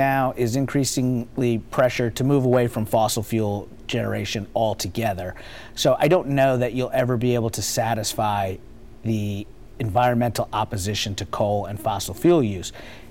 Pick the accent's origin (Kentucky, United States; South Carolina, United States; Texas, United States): Kentucky, United States; Lexington; moved away as an adult; now in Northern Virginia, United States; I grew up here in Lexington, graduate of Henry Clay High School.